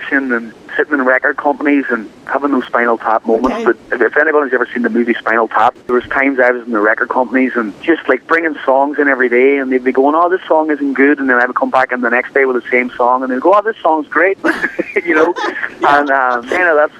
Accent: Ireland; accent: Irish; moved away as an adult; now in Los Angeles, United States; I'm the most Irish person you've ever met. You hear my accent, I've been in America for 10 years and I still have this accent

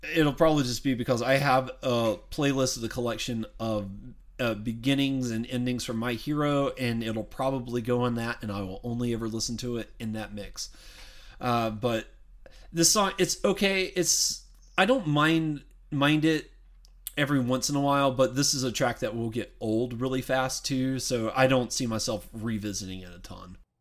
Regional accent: the South, United States; I'm from the South

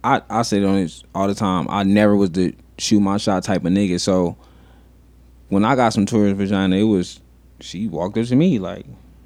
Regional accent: Las Vegas, Nevada, United States; growing up in Vegas.

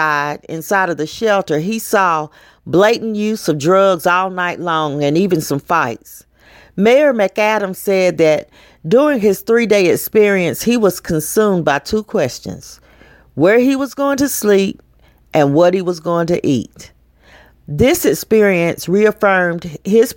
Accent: Knoxville, Tennessee, United States; In Knoxville, my hometown

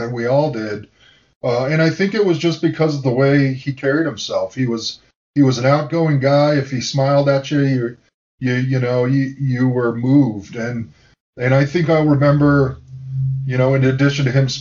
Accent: United States; I was a local kid. I'm still in the house that I've now renovated that I grew up in Mission Hills. I live 3 miles from campus still

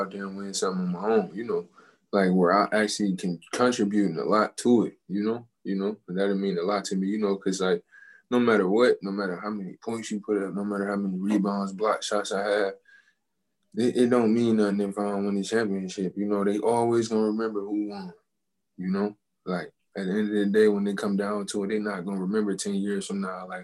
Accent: Detroit, Michigan, United States; I root for the Tigers and the Red Wings just because of where I'm from

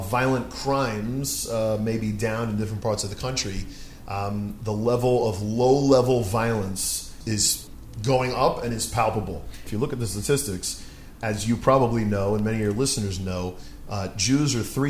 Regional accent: New York, United States; So I was born in New York. I've lived in New York my whole life

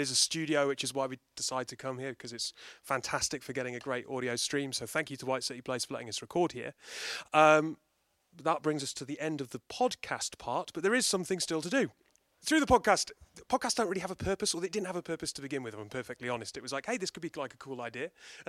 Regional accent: United Kingdom; And we're British.

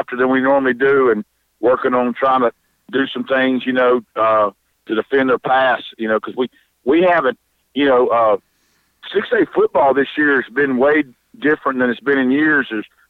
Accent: Oak Grove, Mississippi, United States; but I grew up in Oak Grove.

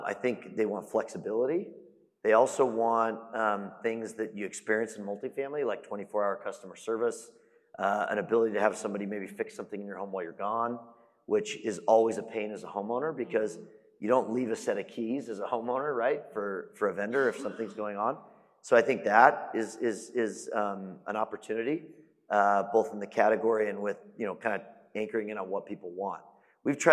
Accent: Phoenix, Arizona, United States; moved away as an adult; also born or lived in Dallas-Fort Worth, Texas; now in Dallas, United States; I'm from Phoenix, which I think is also a phenomenal market. I've lived here now 6 years

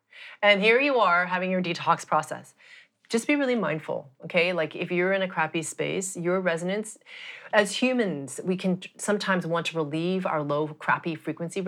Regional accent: Montreal, Quebec, Canada; I grew up in Montreal, so Canada, where it's very bloody cold

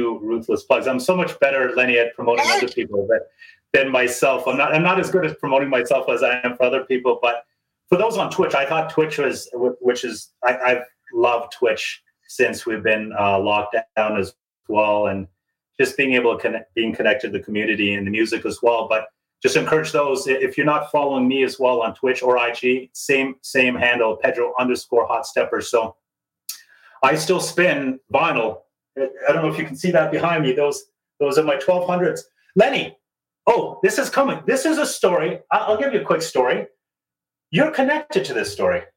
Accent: Toronto, Ontario, Canada; this naive guy from Toronto

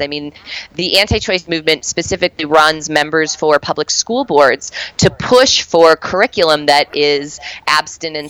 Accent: Colorado, United States; my home state of Colorado.

